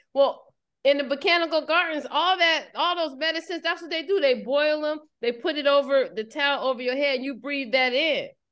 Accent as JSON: {"language": "English", "country": "United States", "said": "People can tell I'm American"}